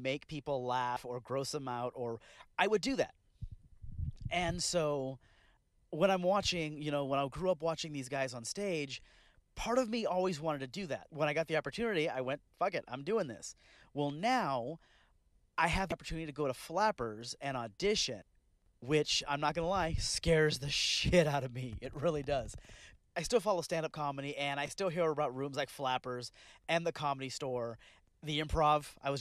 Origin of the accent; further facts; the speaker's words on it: Bakersfield, California, United States; I'm from Bakersfield, California.